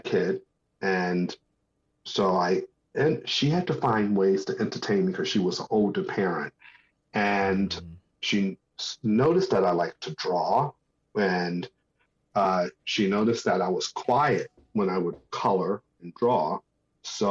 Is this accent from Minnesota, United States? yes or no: no; Newark, New Jersey, United States; as a kid, I grew up in New Jersey, and I was born in Newark, New Jersey